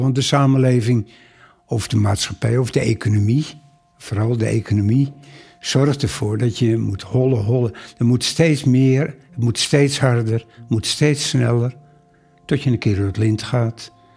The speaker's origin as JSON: {"language": "Dutch", "town": "Amsterdam", "region": "North Holland", "country": "Netherlands", "tie": "born or raised there", "said": "Ik kom uit Amsterdam. Wij woonden in de Bosse Lommer"}